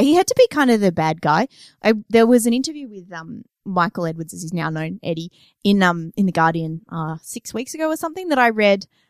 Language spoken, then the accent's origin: English; Australia; we're Australian, so I've, I saw snow for the first time when I was twenty-seven.